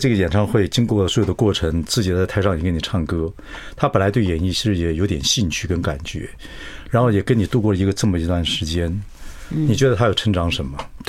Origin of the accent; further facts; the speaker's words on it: southern Taiwan, Taiwan; 我的心情是喜欢带新人，因为我是南部孩子，我知道一个人要出来很难。